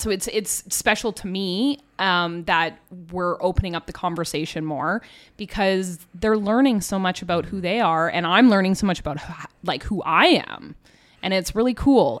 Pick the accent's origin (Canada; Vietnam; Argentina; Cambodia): Canada; we're all Canadian